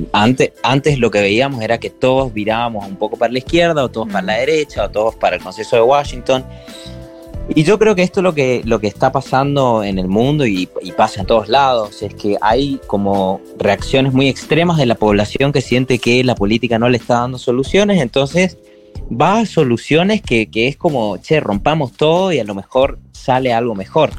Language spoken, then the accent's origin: Spanish; Argentina; yo como argentino